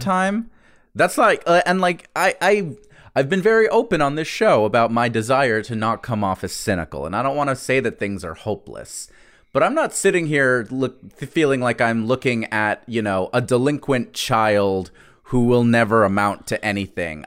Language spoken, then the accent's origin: English; the South, United States; I'm proud to have grown up in the South